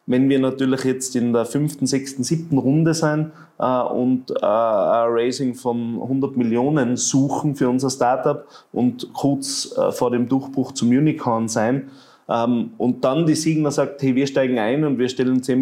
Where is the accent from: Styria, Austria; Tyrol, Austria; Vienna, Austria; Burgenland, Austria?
Tyrol, Austria; Ich glaube, ähm, man muss einmal vor dem René Benko als Tiroler schon den Hut ziehen für das, was er geschafft hat.